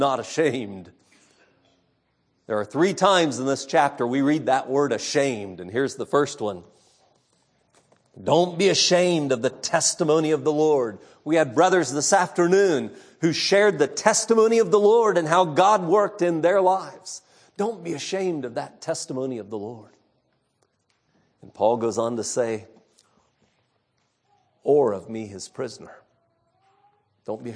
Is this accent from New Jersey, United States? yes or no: no; California, United States; When I was a boy growing up in California